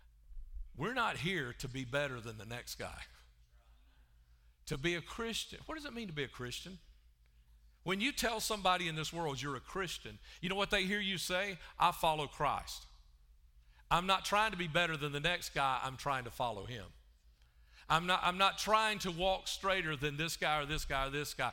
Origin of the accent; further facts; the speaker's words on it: Alabama, United States; also born or lived in Chicago; I'm from Alabama